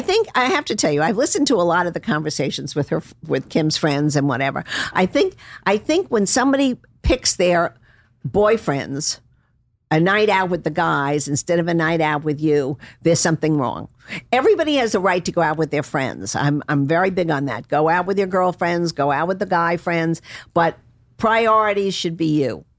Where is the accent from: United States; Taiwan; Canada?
United States; Palm Beach, Florida; I'm from Palm Beach